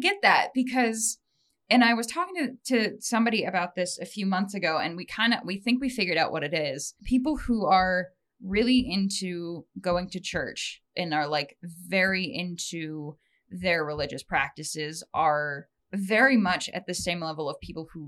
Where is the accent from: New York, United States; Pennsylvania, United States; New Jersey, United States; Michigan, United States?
Michigan, United States; Bay City; I'm the only one who did not grow up in this area. I grew up in Bay City